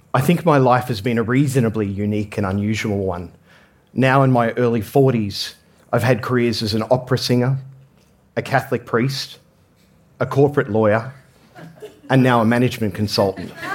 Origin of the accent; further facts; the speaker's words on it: Australia; I grew up in Australia